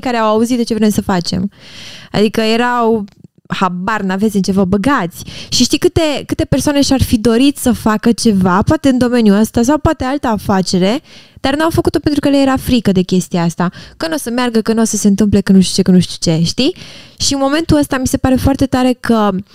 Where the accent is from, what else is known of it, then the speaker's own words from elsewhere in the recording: Romania; la noi ca români